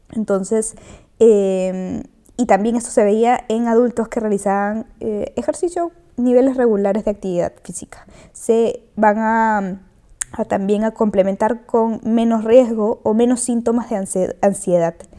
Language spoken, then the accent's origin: Spanish; Peru; Soy de Perú